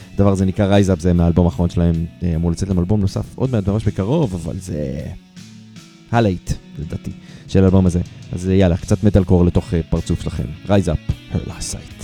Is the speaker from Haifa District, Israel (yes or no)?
yes; Haifa, Haifa District, Israel; אני מחיפה